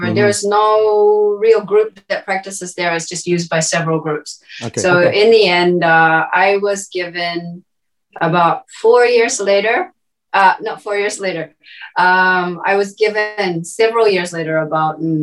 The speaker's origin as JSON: {"language": "English", "country": "New Zealand", "tie": "born or raised there", "also_born_or_lived": "Tokyo, Japan", "moved": "as an adult", "lives_now": "Saitama, Japan", "said": "from New Zealand, originally. So born and raised in New Zealand."}